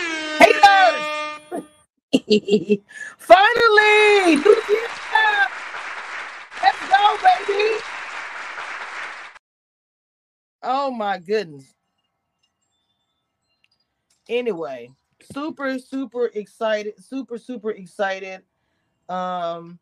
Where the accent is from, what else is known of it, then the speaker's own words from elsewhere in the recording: Natchitoches, Louisiana, United States; Y'all know I'm from Louisiana, but I'm from a small town called Natchitoches by Shreveport.